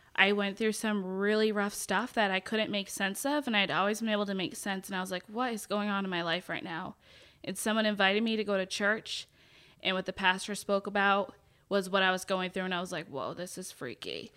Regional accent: Kennebunkport, Maine, United States; born or raised there; moved away as an adult; also born or lived in Boston, Massachusetts / Washington State; now in Texas, United States

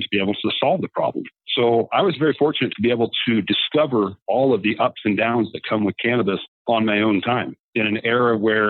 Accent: Indiana, United States; moved away as an adult; now in Colorado, United States; growing up in Indiana, and I was a farmer

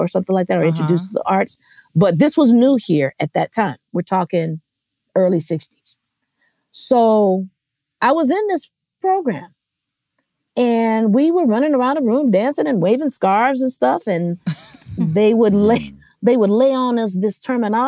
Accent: Los Angeles, California, United States; I am from Los Angeles. I'm an LA native

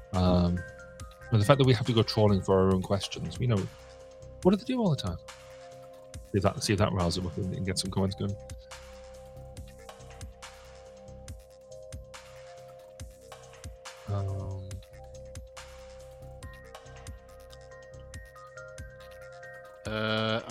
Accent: United Kingdom

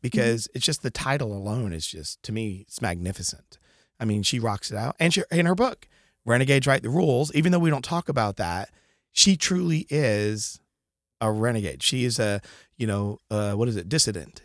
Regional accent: Connecticut, United States; I am from Connecticut. I've always been a New England guy

